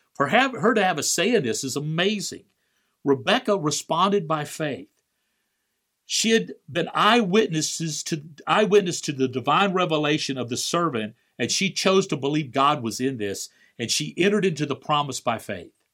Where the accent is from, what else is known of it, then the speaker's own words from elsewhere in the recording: Valparaiso, Florida, United States; my hometown of Valparaiso, Florida